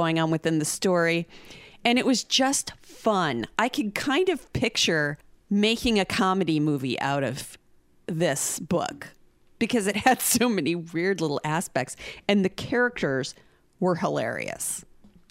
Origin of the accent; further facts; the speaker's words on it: Oklahoma, United States; we're from Oklahoma and Joe Exotic is from here